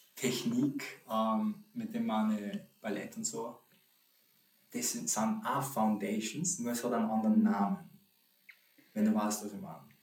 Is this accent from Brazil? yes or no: no; St. Pölten, Lower Austria, Austria; also born or lived in Poland; now in Vienna, Austria; ich bin um, ähm, aus Polen, wohne aber seitdem eher kleiner Bursche bin in, in Österreich, bin in St. Pölten aufgewachsen und wohne jetzt in Wien